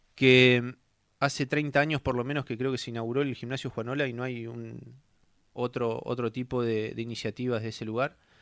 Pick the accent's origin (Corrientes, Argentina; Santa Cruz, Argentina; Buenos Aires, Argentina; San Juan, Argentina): Santa Cruz, Argentina; Puerto Deseado; Hace 41 años nací en Puerto Deseado